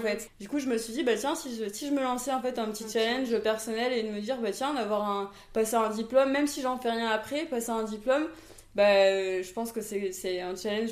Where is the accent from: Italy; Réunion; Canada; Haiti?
Réunion; Saint-Pierre; moved away; also born or lived in Toulouse, France; Je suis née en métropole, à Toulouse. Et je suis venue habiter à La Réunion, j'avais 8 ans. Avec ma mère et ma sœur. Et euh, bah, du coup, j'ai grandi à Terre Sainte euh, jusqu'à mes 22 ans.